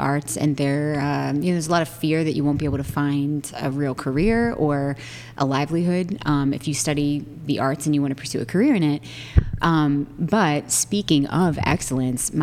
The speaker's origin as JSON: {"language": "English", "town": "Cincinnati", "region": "Ohio", "country": "United States", "said": "I am from Cincinnati, Ohio. Big Italian family there."}